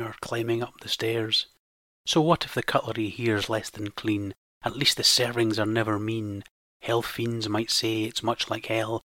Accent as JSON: {"language": "English", "region": "Scotland", "country": "United Kingdom", "said": "Being Scottish"}